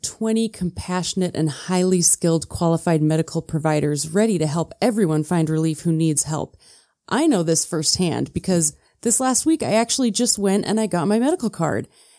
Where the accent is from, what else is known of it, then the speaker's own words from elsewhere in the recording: Midwest, United States; I'm from the Midwest